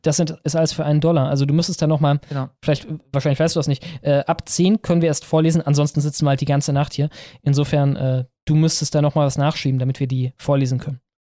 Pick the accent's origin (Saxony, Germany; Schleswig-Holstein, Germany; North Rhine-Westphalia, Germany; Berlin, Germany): North Rhine-Westphalia, Germany; Ruhr area; moved away; während ich da gelebt habe